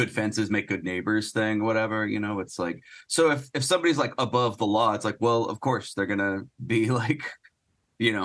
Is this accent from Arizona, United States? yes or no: yes; Phoenix, Arizona, United States; moved away; also born or lived in Portland; I grew up in Phoenix.